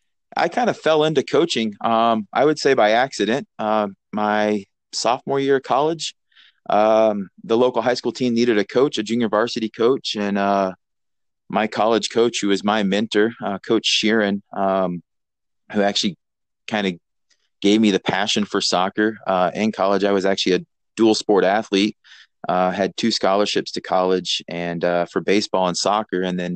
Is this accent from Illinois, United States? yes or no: yes; Taylorville, Illinois, United States; moved away as an adult; also born or lived in Mount Pleasant, Iowa; Just a rural town. I'm from Taylorville, Illinois, so small farming community.